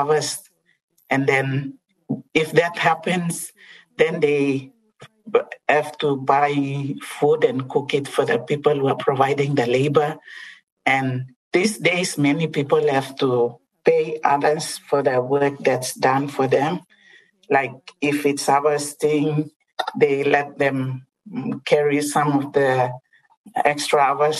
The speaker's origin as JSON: {"language": "English", "region": "Western Highlands", "country": "Papua New Guinea", "said": "I come from the Western Highlands, where people grow a lot of cabbages, sweet potatoes, English potatoes"}